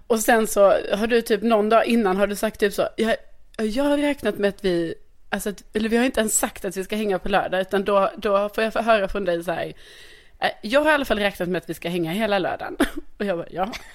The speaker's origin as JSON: {"language": "Swedish", "town": "Lund", "region": "Skåne", "country": "Sweden", "tie": "born or raised there", "moved": "yes", "lives_now": "Stockholm, Sweden", "said": "min hemstad"}